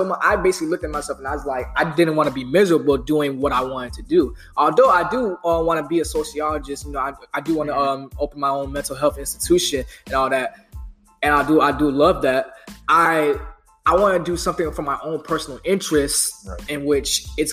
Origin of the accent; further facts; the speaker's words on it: Pompano Beach, Florida, United States; I'm from Pompano Beach, Florida